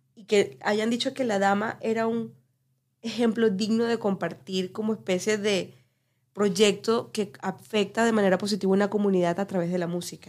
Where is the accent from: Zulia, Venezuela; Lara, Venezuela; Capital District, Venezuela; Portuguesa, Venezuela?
Lara, Venezuela; Barquisimeto; moved away; yo que soy venezolana de Barquisimeto.